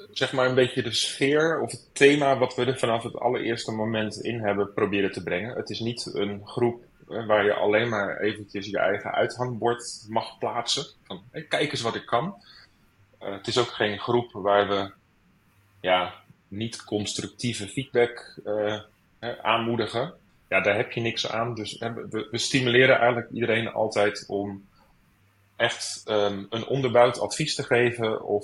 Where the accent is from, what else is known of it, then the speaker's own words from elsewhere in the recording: Rotterdam, South Holland, Netherlands; moved away as an adult; now in Amsterdam, Netherlands; geboren in Rotterdam.